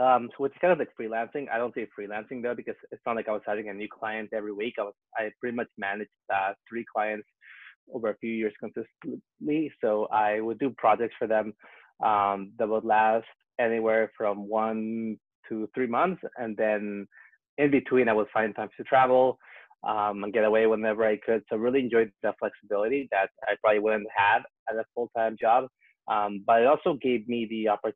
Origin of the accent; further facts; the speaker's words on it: Vancouver, British Columbia, Canada; moved away as an adult; also born or lived in Peru / Toronto / Ottawa / Prague; I was born in Peru, so I'm Peruvian. But then I moved to Canada when I was 5 years old. So that's kind of where I grew up, on the West Coast, Vancouver.